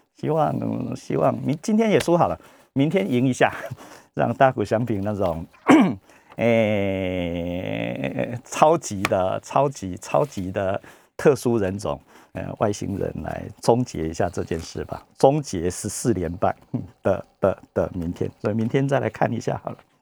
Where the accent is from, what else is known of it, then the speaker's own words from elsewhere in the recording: Taiwan; 我们台湾人